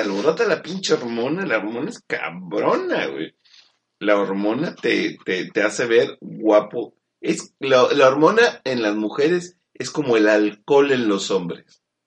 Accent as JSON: {"language": "Spanish", "country": "Mexico", "said": "yo soy mexicano"}